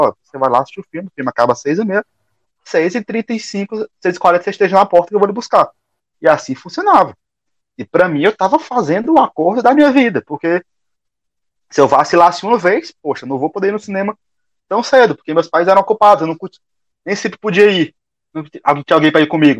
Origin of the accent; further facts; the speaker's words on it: Teresina, Piauí, Brazil; moved away as an adult; sou daqui de Teresina. Retornei para Teresina não faz muito tempo